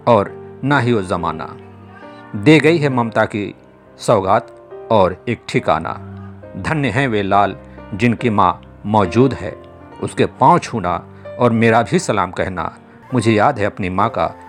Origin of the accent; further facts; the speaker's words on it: Bhojpuri region, India; first language Bhojpuri; Hindi is a second language; मेरी मातृभाषा भोजपुरी रही है